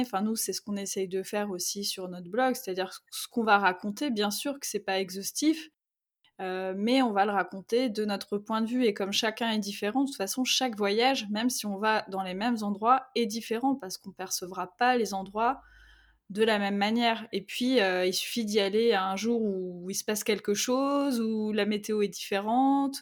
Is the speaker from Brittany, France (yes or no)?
yes; Brittany, France; je suis bretonne